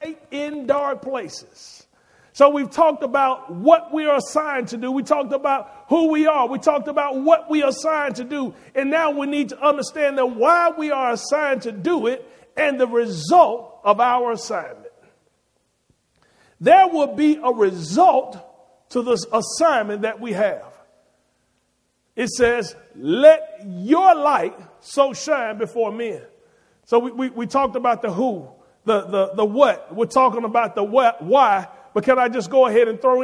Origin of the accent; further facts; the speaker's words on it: Birmingham, Alabama, United States; I grew up in Inslee in Pratt City